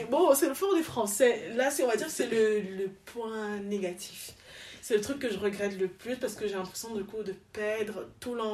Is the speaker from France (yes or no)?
no; Yaoundé, Centre, Cameroon; also born or lived in Douala; alors mes parents sont du Cameroun, mhm. donc j'ai grandi un peu, enfin je suis née à donc j'ai grandi un peu à Yaoundé, puis à Douala